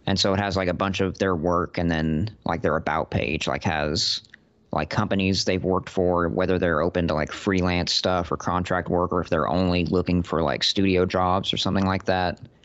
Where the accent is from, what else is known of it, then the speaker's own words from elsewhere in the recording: Austin, Texas, United States; I'm a writer from Austin, Texas.